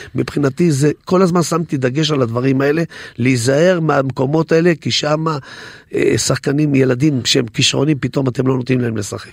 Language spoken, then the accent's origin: Hebrew; Netanya, Central District, Israel; אצלנו בנתניה